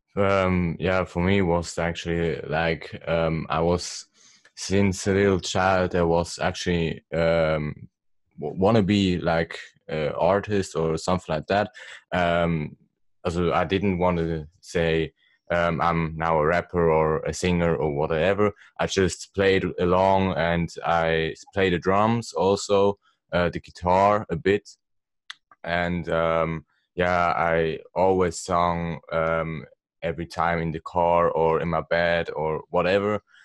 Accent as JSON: {"language": "English", "country": "Switzerland", "said": "I'm also from Switzerland"}